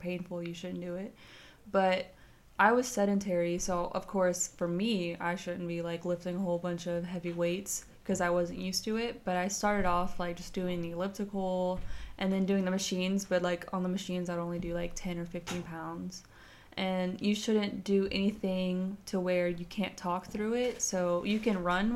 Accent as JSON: {"language": "English", "region": "Texas", "country": "United States", "moved": "as an adult", "said": "So I'm from Texas. And so I came here where it snows"}